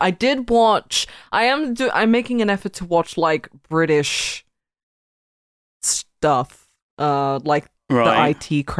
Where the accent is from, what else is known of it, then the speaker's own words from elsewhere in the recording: Australia; I'm Australian